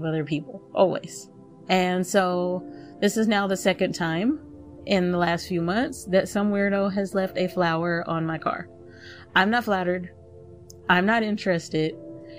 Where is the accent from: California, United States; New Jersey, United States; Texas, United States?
Texas, United States; I grew up in Texas